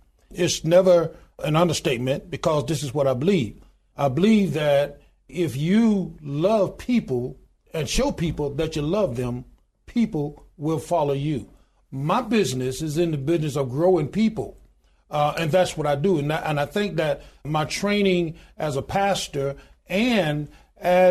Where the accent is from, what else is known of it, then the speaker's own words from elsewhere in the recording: Goodwater, Alabama, United States; I was born in the Deep South. I was born in a little small town in Goodwater, Alabama, population 1,292 today.